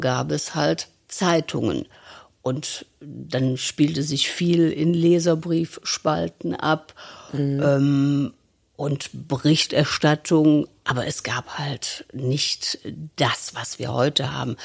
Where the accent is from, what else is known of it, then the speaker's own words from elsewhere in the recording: Cologne, North Rhine-Westphalia, Germany; accent: rheinischer Einschlag; in einer kölschen Familie, in einem kölschen Fädel, bin im Severinsviertel geboren